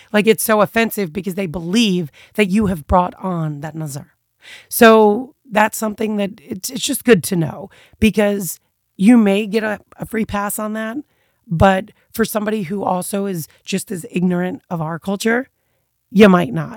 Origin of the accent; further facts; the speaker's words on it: United States; as an American being brought up one way